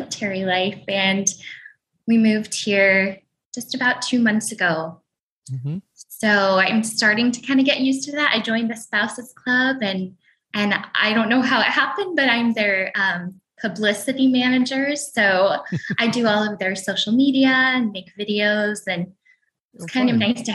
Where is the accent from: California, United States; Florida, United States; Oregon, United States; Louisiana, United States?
Oregon, United States; Portland; moved away as an adult; also born or lived in New York City; I grew up in Portland, Oregon. Just in the suburbs outside of Portland